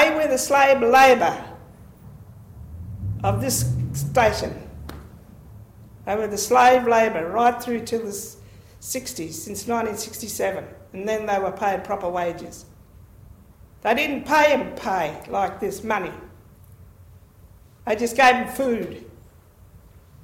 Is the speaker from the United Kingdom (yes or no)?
no; Anduria, Northern Territory, Australia; I'm from Anduria